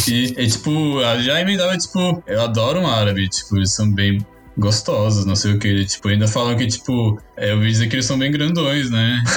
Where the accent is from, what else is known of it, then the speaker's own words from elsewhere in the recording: São Paulo, Brazil; sou natural daqui de São Paulo, capital